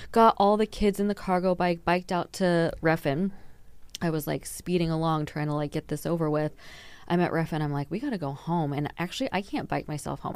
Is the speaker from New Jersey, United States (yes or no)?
no; Texas, United States; moved away as an adult; now in Denmark; I'm from Texas